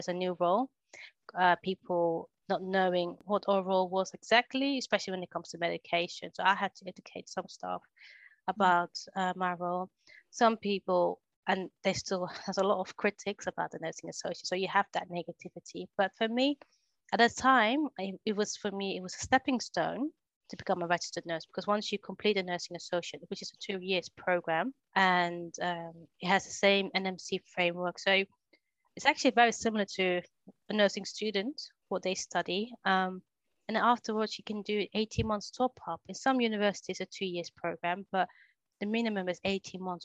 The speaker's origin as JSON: {"language": "English", "country": "Netherlands", "tie": "born or raised there", "moved": "yes", "lives_now": "England", "said": "So my first job in England, because I grew up in Holland"}